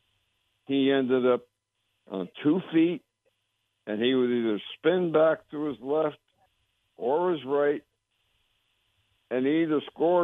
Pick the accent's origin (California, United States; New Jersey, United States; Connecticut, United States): Connecticut, United States; now in Miami, United States; I grew up in Connecticut near the New York border